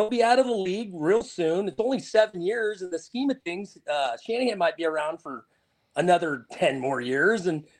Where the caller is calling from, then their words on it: Petaluma, California, United States; Petaluma, California.